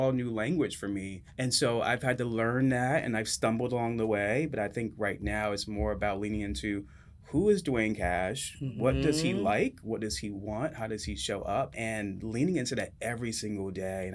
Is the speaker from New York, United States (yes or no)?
yes; New York City, New York, United States; I am from Harlem, so a native New Yorker